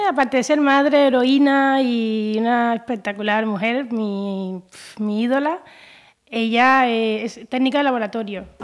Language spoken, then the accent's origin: Spanish; Havana, Cuba; now in Galicia, Spain; Yo soy cubana de La Habana, ciudad de La Habana. Yo soy capitalina.